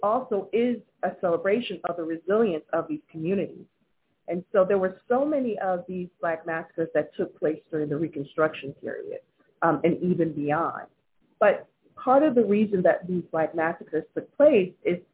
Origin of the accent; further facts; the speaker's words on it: Wilmington, North Carolina, United States; my hometown of Wilmington, North Carolina